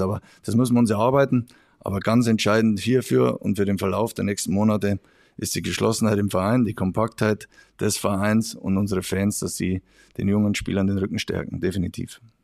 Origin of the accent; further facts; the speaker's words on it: Regensburg area, Bavaria, Germany; in meiner Heimat